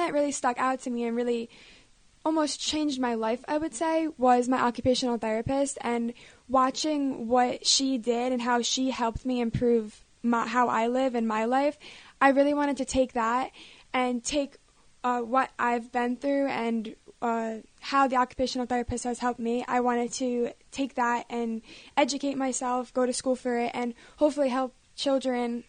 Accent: Toms River, New Jersey, United States; I'm from Toms River, New Jersey. I just graduated high school from Toms River East

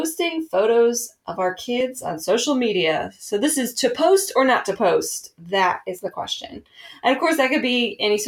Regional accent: New Jersey, United States; now in North Carolina, United States; I am not from this lovely state that we live in, North Carolina. I'm from New Jersey.

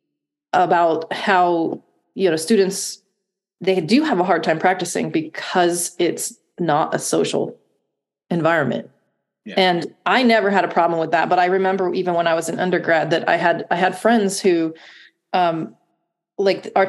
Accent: Ashtabula, Ohio, United States; moved away as an adult; also born or lived in Oneonta, New York; now in Columbus, United States; I grew up in Ashtabula, Ohio, which is northeast of Cleveland, about 50 minutes.

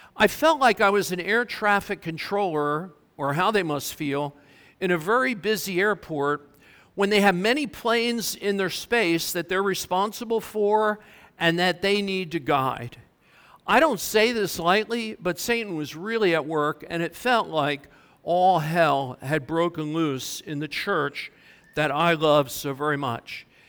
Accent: Mount Holly, New Jersey, United States; I'm from Mount Holly

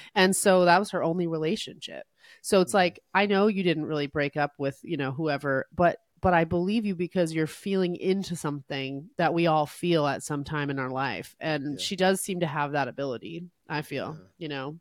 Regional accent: New Jersey, United States; I was raised in New Jersey by my Syrian refugee dad and my American mom

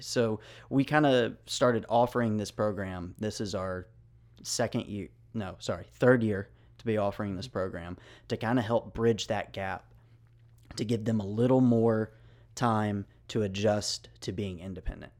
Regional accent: Memphis, Tennessee, United States; I am originally from Memphis

